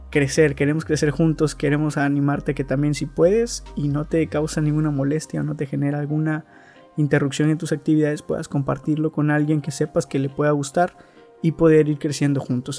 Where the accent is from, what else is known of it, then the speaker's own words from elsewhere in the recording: Veracruz, Mexico; soy de Veracruz, México.